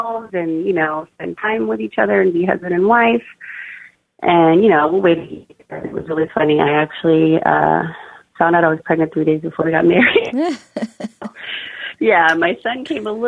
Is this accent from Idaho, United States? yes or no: no; Bay Area, California, United States; I grew up in the Bay Area. Right now, my husband and I live in Castro Valley